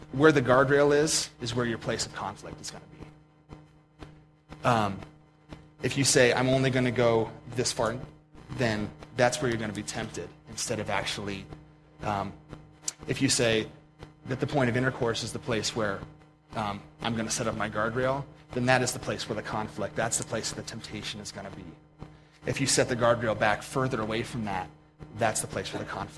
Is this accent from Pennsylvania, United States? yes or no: yes; Pennsylvania, United States; now in Montana, United States; I grew up in Pennsylvania